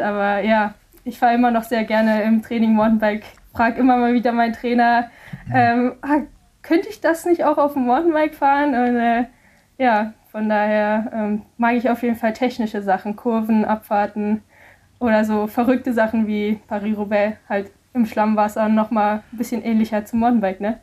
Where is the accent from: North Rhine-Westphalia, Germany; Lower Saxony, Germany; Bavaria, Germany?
North Rhine-Westphalia, Germany; Mettmann; von wo ich herkomme in Mettmann